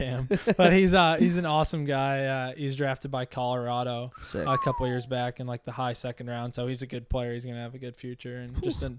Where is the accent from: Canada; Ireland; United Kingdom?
Canada; Halifax, Nova Scotia; Halifax, Nova Scotia.